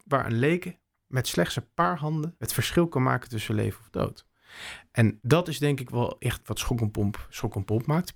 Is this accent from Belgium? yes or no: no; Bussum, North Holland, Netherlands; moved away as an adult; also born or lived in Maastricht / Utrecht; Ik heb Friese roots, maar ik ben opgegroeid in Bussum